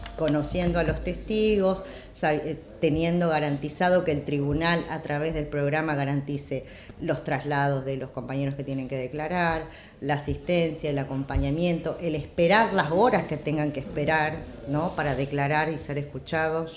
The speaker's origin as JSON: {"language": "Spanish", "region": "Jujuy", "country": "Argentina", "said": "yo soy de Jujuy, vengo de ahí"}